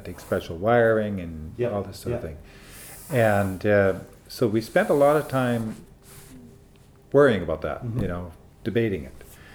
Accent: Canada; growing up in Canada

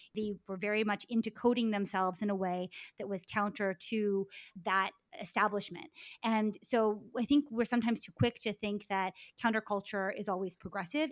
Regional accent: Maryland, United States; me growing up in Maryland

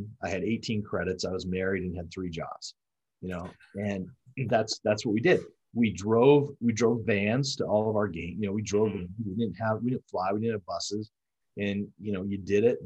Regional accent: Colorado, United States; moved away as an adult; I grew up in Colorado

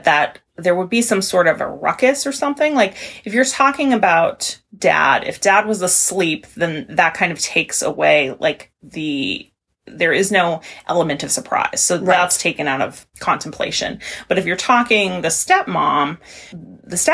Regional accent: Maine, United States; I'm from Maine.

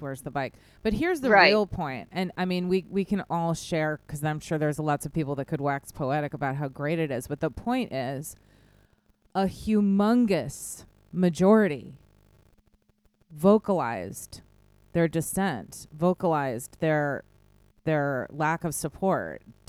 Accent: Midwest, United States; This is very much like the town I grew up in the Midwest.

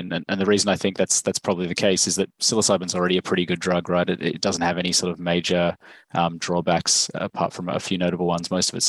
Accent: Australia; accent: Australian; So as you can probably tell from my accent, I'm from Australia.

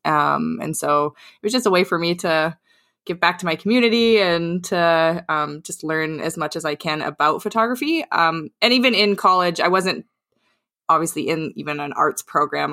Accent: southwest Saskatchewan, Canada; now in Vancouver, Canada; Saskatchewan. So, it's like, um, it's right in the southwest corner

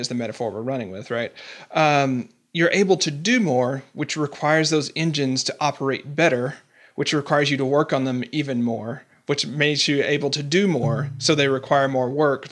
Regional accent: the South, United States; I'm from the South.

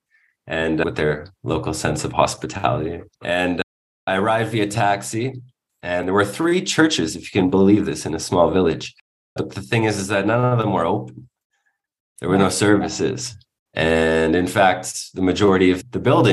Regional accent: Toronto, Ontario, Canada; growing up in Toronto

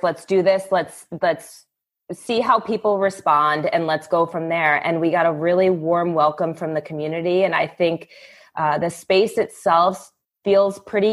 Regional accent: East Coast, United States; moved away as an adult; also born or lived in New York; growing up on the East Coast

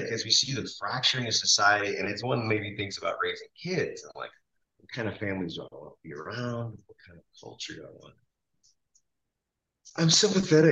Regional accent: Quebec, Canada; moved away; I grew up in Quebec on the fringes of an Indian reservation

